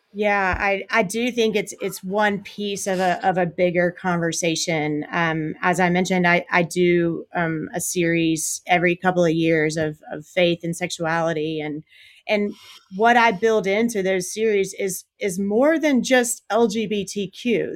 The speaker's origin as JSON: {"language": "English", "region": "South Carolina", "country": "United States", "tie": "born or raised there", "said": "born and raised in South Carolina"}